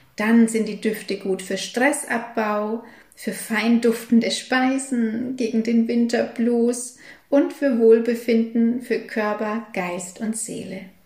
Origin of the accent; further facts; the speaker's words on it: Germany; hier bei uns in Deutschland